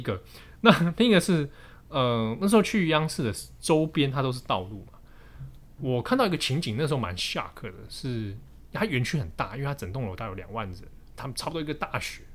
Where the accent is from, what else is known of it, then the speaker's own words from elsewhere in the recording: Taiwan; accent: Taiwanese; 我来自台湾